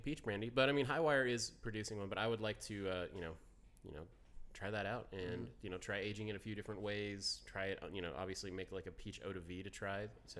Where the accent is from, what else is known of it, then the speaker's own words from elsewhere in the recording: Georgia, United States; now in South Carolina, United States; I grew up in Georgia most of my life.